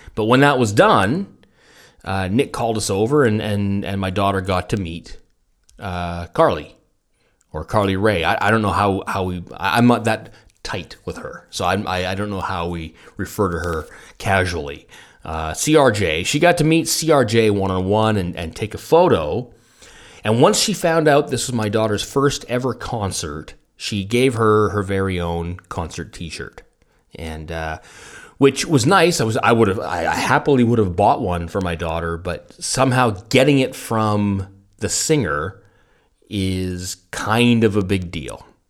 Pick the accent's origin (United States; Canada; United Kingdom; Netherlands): Canada; near Fort Langley, British Columbia; moved away; also born or lived in Munich; Fort Langley, British Columbia, so cu, somewhere near my hometown